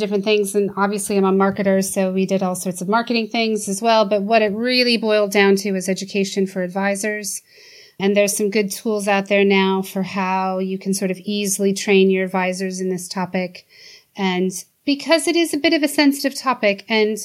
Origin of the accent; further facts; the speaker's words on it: United States; moved away as an adult; now in United Kingdom; as an American who grew up in a system that we talked about this stuff all the time